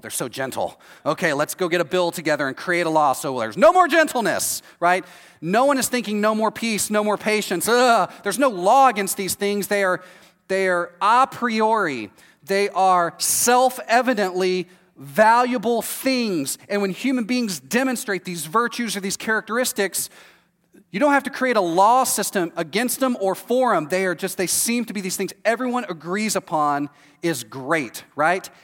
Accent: Texas, United States; moved away as an adult; now in Florida, United States; I'm from Texas, this is how I grew up.

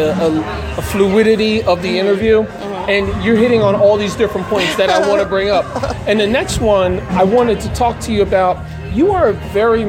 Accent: New York area, New Jersey, United States; I'm from New Jersey, New York area

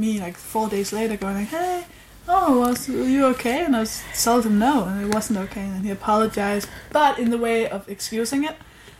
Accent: Denmark; I'm from Denmark

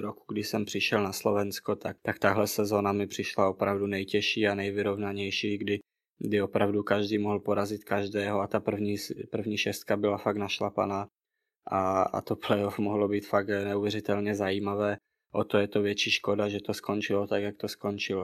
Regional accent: Czechia; moved away as an adult; now in Bratislava, Slovakia; jsem z Česka

